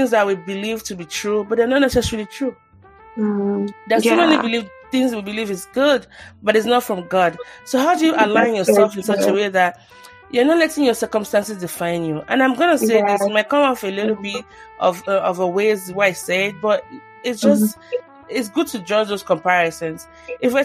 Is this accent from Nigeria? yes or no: yes; Nigeria; now in United States; growing up in Nigeria, you pray a lot